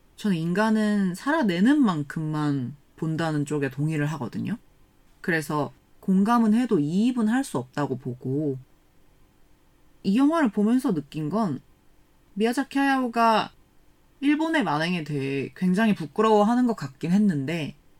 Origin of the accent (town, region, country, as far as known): South Korea